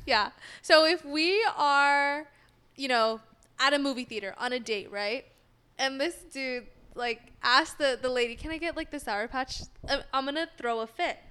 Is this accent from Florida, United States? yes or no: no; Sacramento, California, United States; moved away as an adult; also born or lived in San Diego, California / Long Beach, California; now in Los Angeles, United States; From S A C